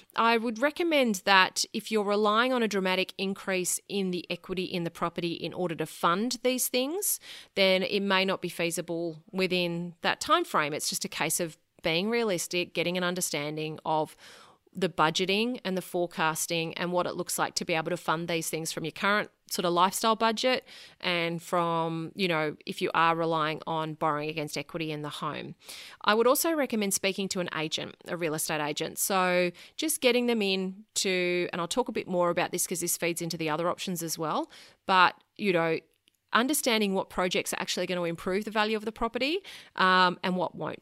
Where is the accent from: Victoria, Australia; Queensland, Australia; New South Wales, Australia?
New South Wales, Australia; Sydney; moved away as an adult; now in Brisbane, Australia; I was born and bred in Sydney, lived there until my late 20s